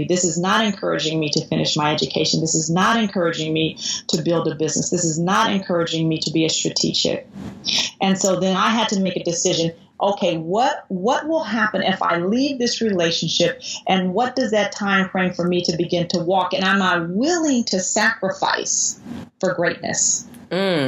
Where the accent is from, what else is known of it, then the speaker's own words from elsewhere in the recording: Oakland, California, United States; I grew up with in Oakland